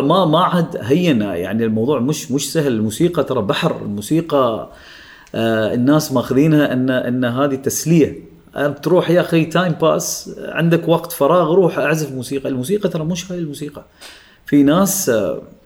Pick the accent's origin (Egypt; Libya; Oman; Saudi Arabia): Oman; من عمان انا الوحيد اللي كنت موجود